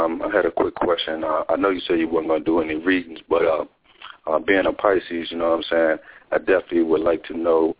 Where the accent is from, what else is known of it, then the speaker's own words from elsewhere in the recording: Easton, Maryland, United States; Easton, Maryland.